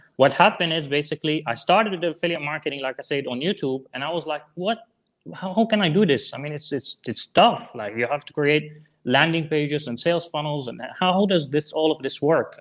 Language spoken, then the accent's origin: English; Syria; English is a second language; moved away as an adult; I'm from Syria originally